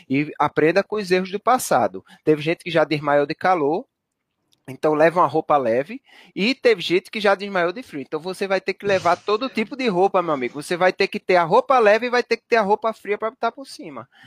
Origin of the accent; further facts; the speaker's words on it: Northeast Region, Brazil; pelo menos para mim que sou do Nordeste, é ruim de logística